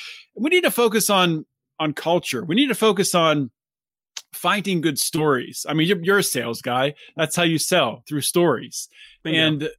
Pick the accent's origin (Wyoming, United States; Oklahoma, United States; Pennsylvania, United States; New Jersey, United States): Pennsylvania, United States; Pittsburgh; I grew up in Pittsburgh area. I'm living there again. But after graduating college, I moved around a little bit, had a job in Georgia.